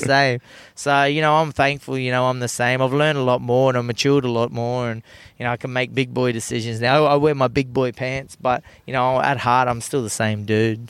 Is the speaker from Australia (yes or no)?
yes; Australia; turned into the most Aussiest person ever when I go overseas.